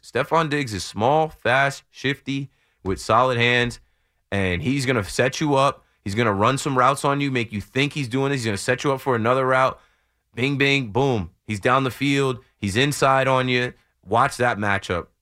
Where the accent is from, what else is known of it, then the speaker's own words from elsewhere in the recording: New Jersey, United States; I'm from Jersey